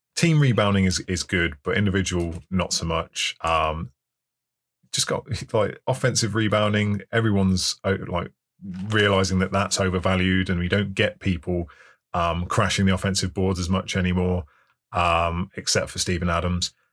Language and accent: English; England, United Kingdom; I'm English